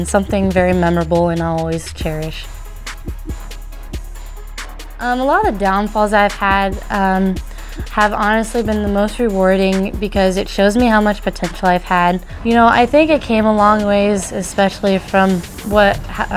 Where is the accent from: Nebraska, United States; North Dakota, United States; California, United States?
Nebraska, United States; Spalding; I'm from Spalding, Nebraska